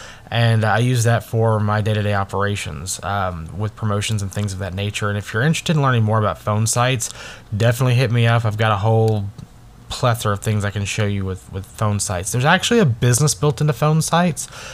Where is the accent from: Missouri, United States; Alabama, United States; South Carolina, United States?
Alabama, United States; also born or lived in Orlando, Florida; I'm from Alabama